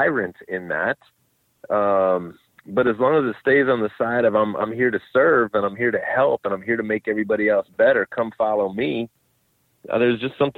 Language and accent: English; Cleveland, Ohio, United States; moved away; I'm from Cleveland